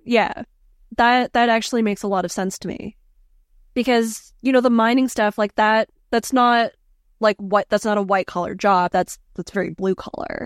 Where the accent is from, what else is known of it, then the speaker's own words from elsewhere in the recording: Philippines; I'm Filipino